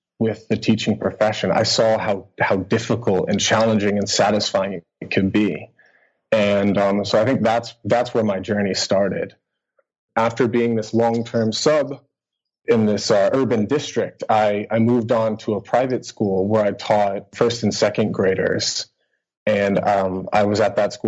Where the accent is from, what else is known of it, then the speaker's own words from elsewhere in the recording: United States; moved away as an adult; also born or lived in Boston area, United States / Helsinki, Finland; now in Kuopio, Finland; I'm an American teacher living in Finland